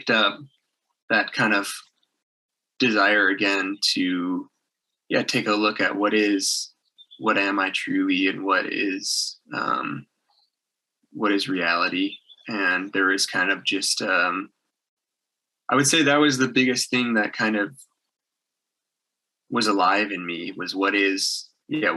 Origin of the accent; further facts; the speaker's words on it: outside of Chicago, Illinois, United States; my hometown outside of Chicago